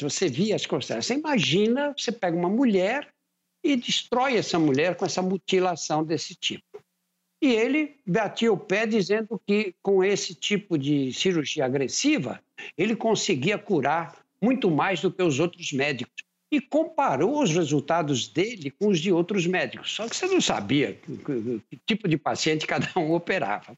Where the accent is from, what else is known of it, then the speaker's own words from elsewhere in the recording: São Paulo, Brazil; Eu nasci num bairro operário, você sai de um lugar onde eu nasci e vai para a Praça da Sé, você leva meia hora andando